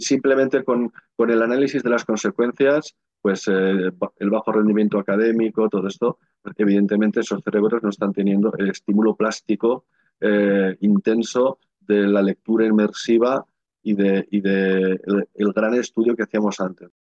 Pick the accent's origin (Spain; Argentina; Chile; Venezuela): Spain; Navarre; el valle donde está mi pueblo, en Navarra